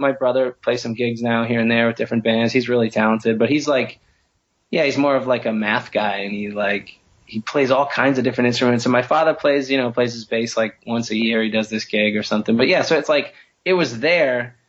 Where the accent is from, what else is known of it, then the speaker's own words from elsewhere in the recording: Peabody, Massachusetts, United States; also born or lived in Lynn, Massachusetts; I was born in Lynn, Massachusetts, and I grew up on the North Shore of Boston in Peabody, Mass.